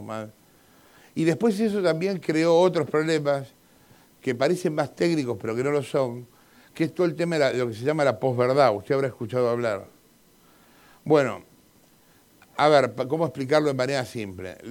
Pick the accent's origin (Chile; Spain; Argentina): Argentina; como soy argentino